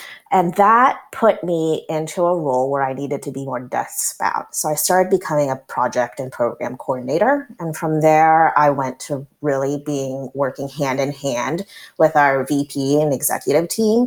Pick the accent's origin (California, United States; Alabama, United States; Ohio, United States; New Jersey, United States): California, United States; Berkeley; growing up in the Albany, Berkeley area